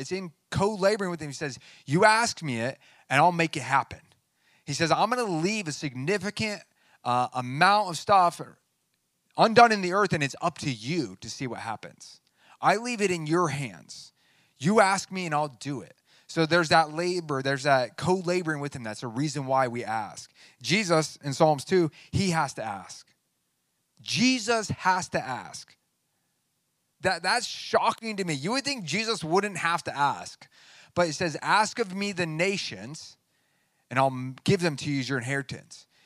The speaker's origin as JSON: {"language": "English", "country": "United States", "said": "I'm a Christian before I'm an American"}